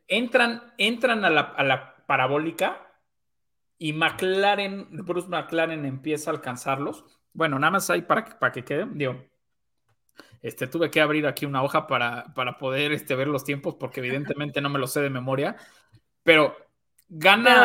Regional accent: Mexico

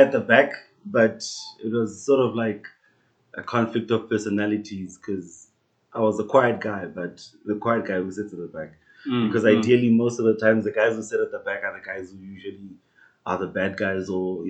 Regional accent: Iketle, near Tzaneen, Limpopo, South Africa; moved away as an adult; also born or lived in Khabane, Limpopo; now in Pretoria, South Africa; I'm from Khabane, a small township in Bulawayo, Limpopo, just outside Tzaneen. But I grew up in a small village called Iketle.

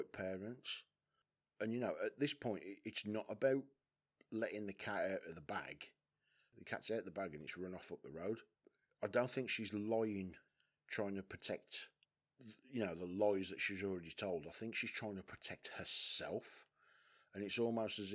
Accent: West Bromwich, West Midlands, United Kingdom; I'm from West Brom. West Brom's a culturally diverse town.

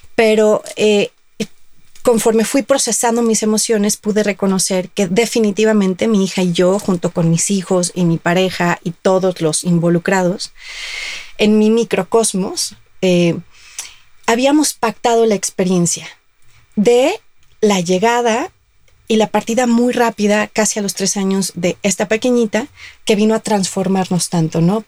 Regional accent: Guadalajara, Jalisco, Mexico; yo soy de Guadalajara

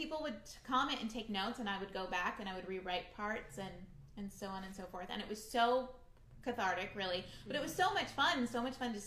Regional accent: Orange County, California, United States; I grew up in Orange County

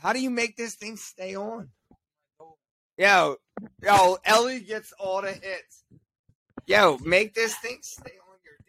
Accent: Philadelphia, Pennsylvania, United States; I'm born and raised in Philly. It's tattooed on me

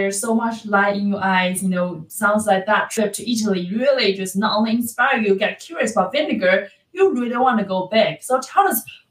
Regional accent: China; moved away; I'm from China

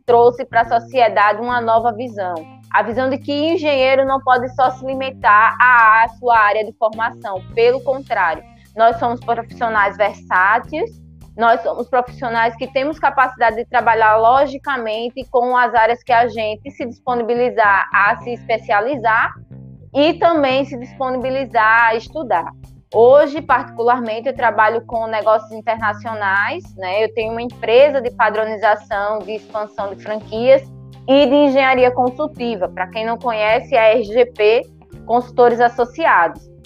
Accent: São Miguel dos Campos, Alagoas, Brazil; eu sou do interior de Alagoas, sou de São Miguel dos Campos

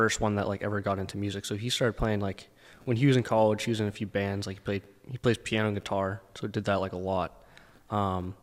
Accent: Lowell, Massachusetts, United States; also born or lived in Dracut, Massachusetts / Southern New Hampshire; So I grew up in Lowell, Massachusetts until I was about, I think, 11. And then I moved to Drake at Mass

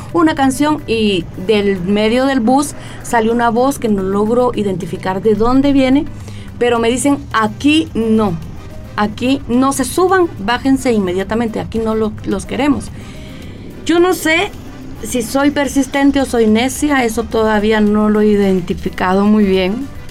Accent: Guatemala; yo soy una, ciudadana guatemalteca

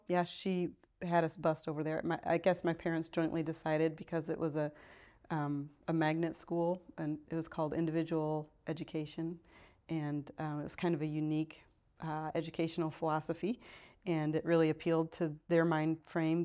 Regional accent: Joliet, Illinois, United States; moved away; I was born and raised in Joliet, Illinois, which is about fifty miles outside of Chicago

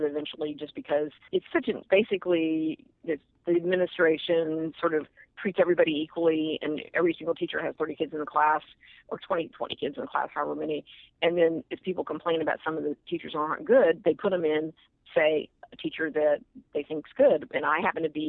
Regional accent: Austin, Texas, United States; I'm from Austin, Texas

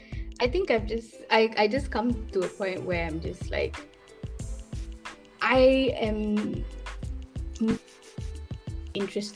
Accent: Malaysia; my culture and my roots.

